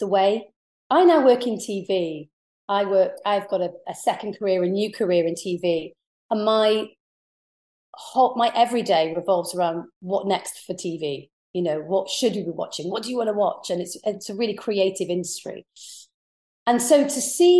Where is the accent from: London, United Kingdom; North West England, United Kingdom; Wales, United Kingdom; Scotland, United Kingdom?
Wales, United Kingdom; Pembrokeshire; accent: posh; coming from Pembrokeshire, I always sound a little bit posh. So it kind of played in my favour. And being Welsh, I had quite a melodic voice.